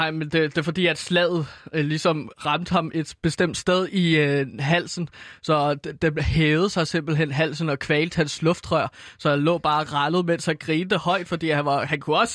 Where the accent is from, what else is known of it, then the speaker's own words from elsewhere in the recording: Herlev, Capital Region of Denmark, Denmark; Men i Herlev Headgang, som banden hed, fordi jeg er fra Herlev